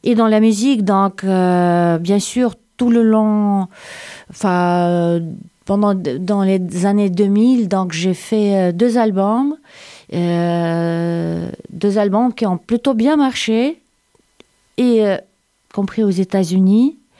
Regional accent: Saint Petersburg, Russia; French is a second language; moved away as an adult; also born or lived in Siberia / Ukraine / Moscow; now in Sète, France; je suis née en Sibérie. À l'âge d'un an, mes parents m'amenaient à Saint-Pétersbourg. Mon adolescence à Saint-Pétersbourg

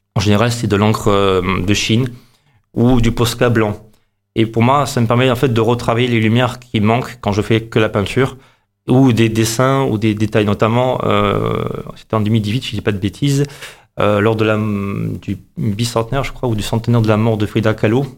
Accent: Montpellier, Occitania, France; also born or lived in Moscow, Russia / Avignon; J'ai grandi à, surtout à Montpellier. Vraiment. C'est-à-dire que je suis né là-bas à, à, Moscou, en Russie

